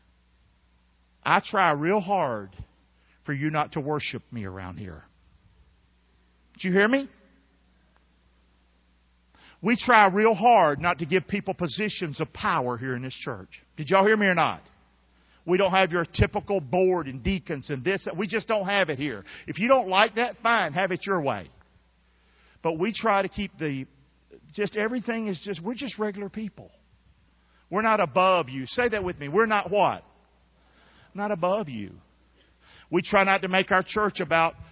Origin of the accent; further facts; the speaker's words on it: Rockingham, North Carolina, United States; I'm from Rockingham. I'm the son of a drunk woman.